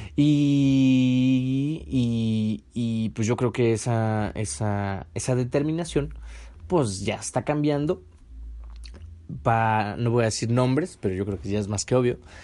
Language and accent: Spanish; Mexico; mi México hermoso